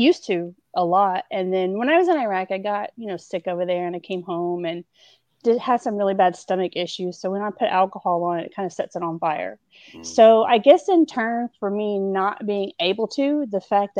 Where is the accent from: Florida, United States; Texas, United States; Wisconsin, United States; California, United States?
Texas, United States; Houston; I'm from Houston. I'm from Texas